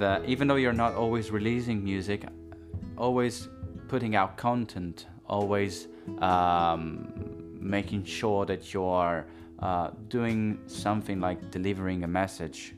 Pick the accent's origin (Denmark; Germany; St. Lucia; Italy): Italy; moved away; also born or lived in London; I was in a local brass band, like a sort of a local orchestra in my hometown in Italy